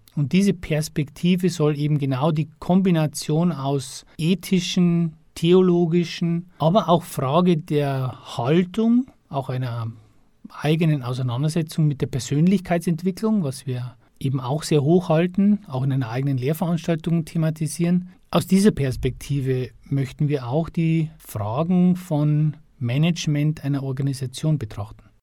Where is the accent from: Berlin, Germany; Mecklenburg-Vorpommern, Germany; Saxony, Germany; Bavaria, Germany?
Bavaria, Germany; Upper Palatinate; moved away as an adult; also born or lived in Regensburg; now in Passau, Germany; ursprünglich aus der Oberpfalz